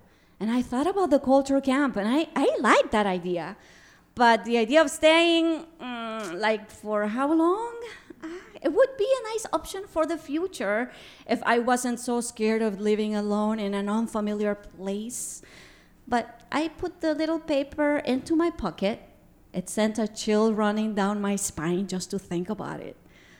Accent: Guatemala; moved away as an adult; also born or lived in Minnesota; growing up in Guatemala

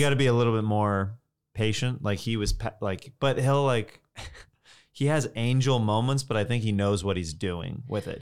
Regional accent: Kansas, United States; moved away; I'm from Kansas

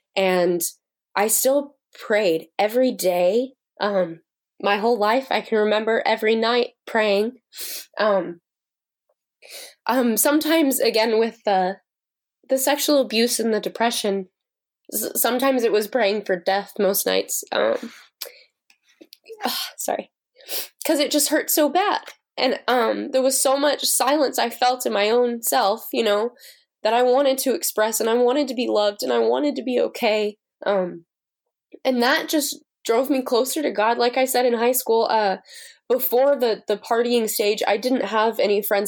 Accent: United States; moved away as an adult; now in Uganda; being an American over there

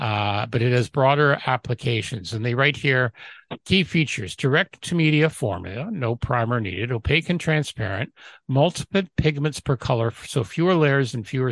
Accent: Canada

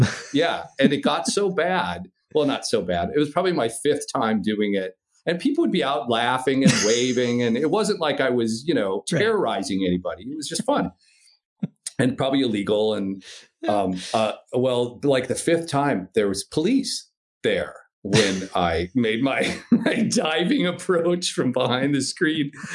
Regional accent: Midwest, United States; I'm from the Midwest

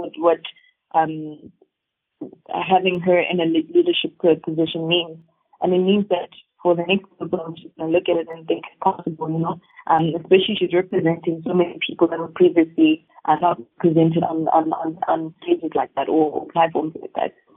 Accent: South Africa; us as South Africans

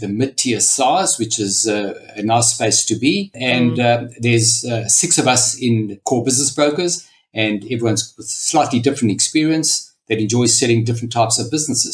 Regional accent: South Africa; moved away as an adult; now in Australia; So as you can hear from the accent, I was brought up in South Africa and I emigrated approximately 25 years ago.

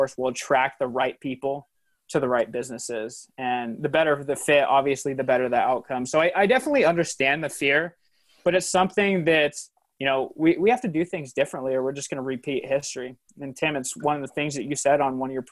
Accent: Spokane, Washington, United States; I was born and raised in Spokane

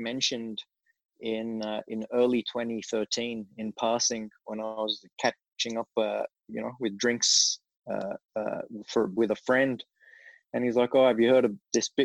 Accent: Australia; also born or lived in England; I'm being Australian, I was living and studying in England at the time

